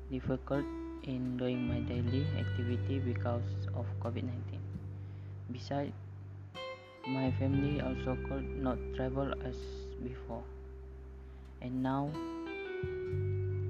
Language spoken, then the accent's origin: English; Lahad Datu, Sabah, Malaysia; I'm from Sabah Lahad Datu and I am 18 years old